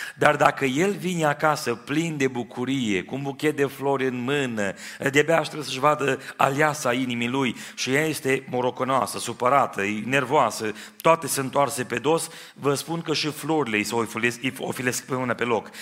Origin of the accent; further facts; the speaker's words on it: Timișoara, Timiș County, Romania; now in Trossingen, Germany; M-am născut în Timișoara